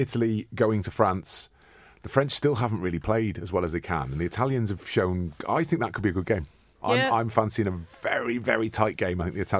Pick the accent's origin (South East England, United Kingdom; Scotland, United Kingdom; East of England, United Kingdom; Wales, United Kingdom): Wales, United Kingdom; Welsh; I am Welsh, yeah.